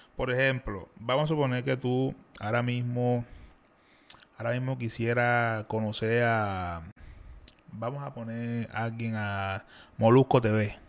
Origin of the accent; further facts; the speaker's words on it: Cartagena, Bolívar, Colombia; yo soy de aquí de Cartagena. Ya, soy de Olaya, allá en Cartagena